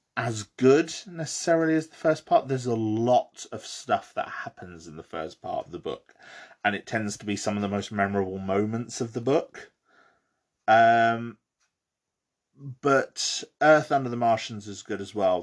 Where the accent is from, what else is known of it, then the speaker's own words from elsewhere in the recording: Bromley, London, United Kingdom; I grew up in Bromley, Kent, in the southern, southeast of England